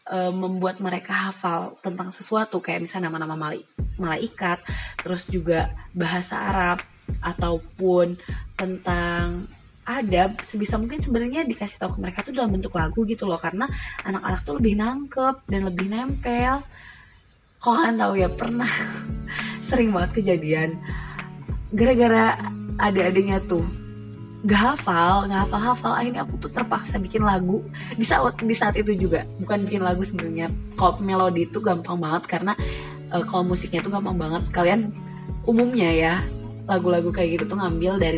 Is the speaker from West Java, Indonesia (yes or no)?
yes; West Java, Indonesia; alhamdulillahnya aku itu udah cukup lama di Jawa jadi cukup bisa memahami bahasa mereka cuman untuk membalas atau kalau ngobrol gitu ya pakai bahasa Jawa itu tuh jujur aku belum bisa karena aku tuh orang Sunda